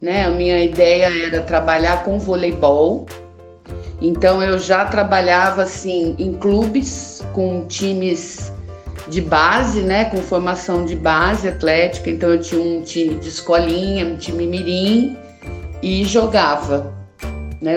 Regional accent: Londrina, Paraná, Brazil; Nasci em 1968 em Londrina, no Paraná.

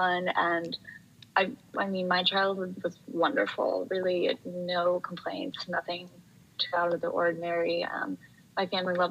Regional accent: a suburb of Chicago, Illinois, United States; I grew up in a suburb of Chicago

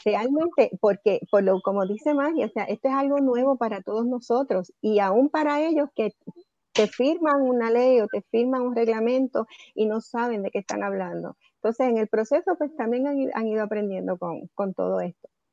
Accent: Puerto Rico; su gente acá en, nuestra patria

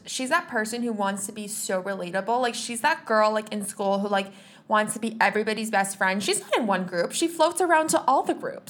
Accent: California, United States; Like, I'm from Southern California.

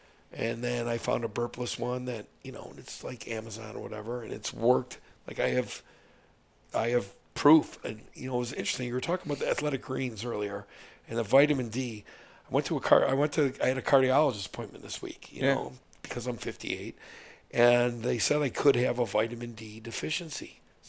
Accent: Midwest, United States; See, I don't want grass-fed, bro. I'm from the Midwest.

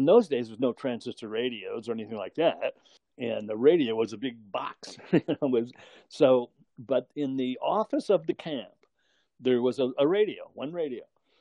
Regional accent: Brantford, Ontario, Canada; in my hometown in Brantford, Ontario, Canada, there was country music

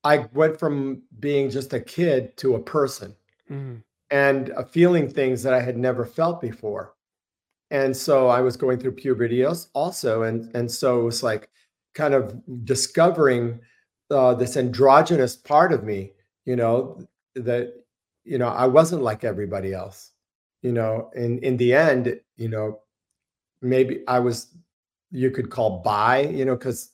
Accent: Gainesville, Florida, United States; I was born in Gainesville, Florida.

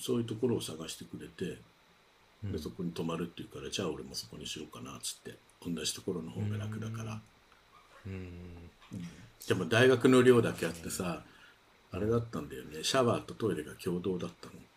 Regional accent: Tokyo, Japan; moved away; 出身地というか、まあ、あの住んでた東京で住んでた町がすごい近いので

